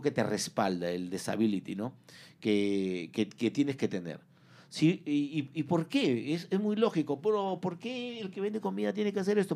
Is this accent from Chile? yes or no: no; Peru; moved away as an adult; now in United States; soy peruano